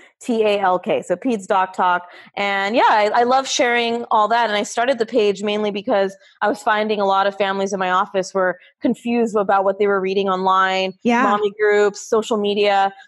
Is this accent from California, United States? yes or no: yes; California, United States; also born or lived in Arizona / New York; now in Florida, United States; Yeah, and I grew up in Southern California, moved around a lot. My med school was in Arizona. Rotations were in New York.